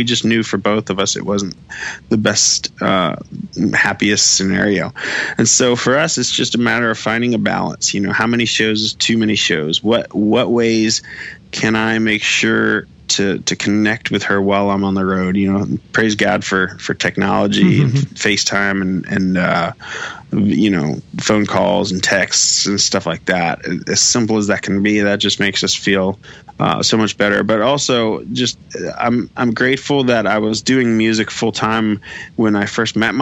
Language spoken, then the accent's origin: English; Florida, United States; now in Nashville, United States; growing up in Florida, we didn't have the Rays, we didn't have the Marlins